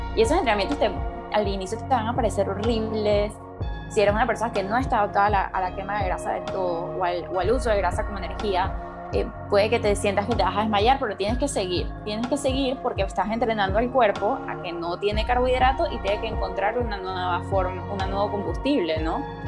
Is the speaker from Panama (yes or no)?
yes; Panama; moved away as an adult; also born or lived in United States; yo soy de Panamá, pero yo no estudié en la universidad en Panamá, yo me fui a la universidad en Estados Unidos